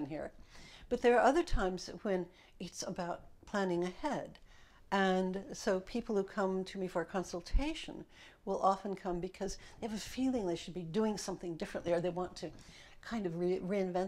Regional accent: Los Angeles, California, United States; now in London, United Kingdom; in Los Angeles, where I grew up

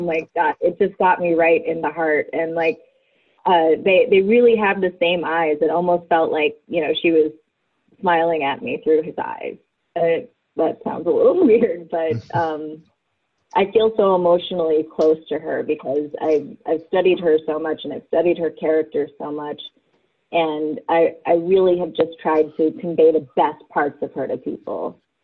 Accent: Virginia, United States; moved away as an adult; now in Los Angeles, United States; I'm from Virginia and I'm a writer

